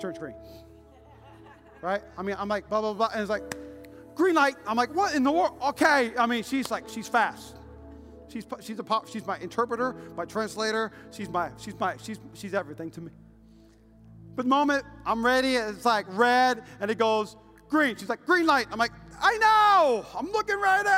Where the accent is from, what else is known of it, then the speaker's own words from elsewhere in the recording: Midwest, United States; I'm from the Midwest